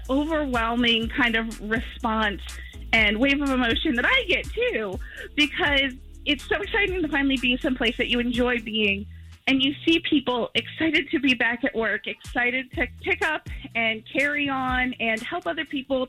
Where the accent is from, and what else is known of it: Orlando, Florida, United States